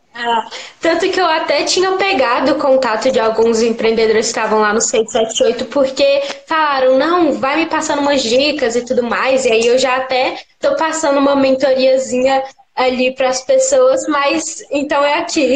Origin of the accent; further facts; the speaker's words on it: Brasília, Federal District, Brazil; a gente é de Brasília